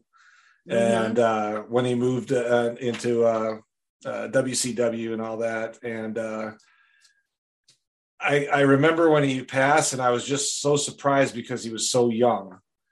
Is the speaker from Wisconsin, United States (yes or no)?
yes; Wisconsin, United States; my hometown in Wisconsin